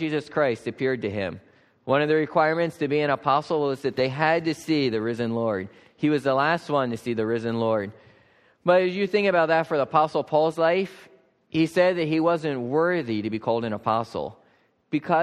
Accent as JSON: {"language": "English", "area": "Lancaster County", "region": "Pennsylvania", "country": "United States", "tie": "born or raised there", "said": "I grew up farming in Lancaster County here"}